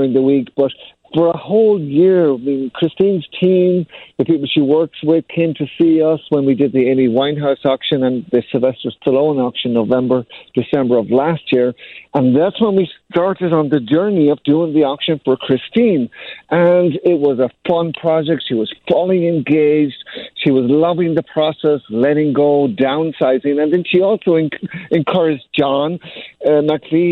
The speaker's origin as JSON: {"language": "English", "country": "Ireland", "tie": "born or raised there", "moved": "yes", "said": "I grew up in Ireland"}